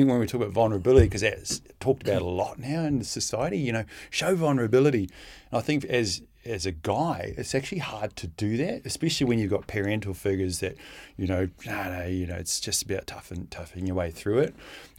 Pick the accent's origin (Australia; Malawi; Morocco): Australia; Oh, I just genuinely think it distills down to that around when it comes to being fearless as an Australian.